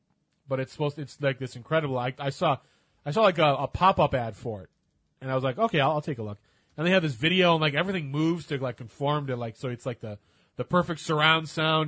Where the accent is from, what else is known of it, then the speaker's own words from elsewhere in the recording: United States; I'm from America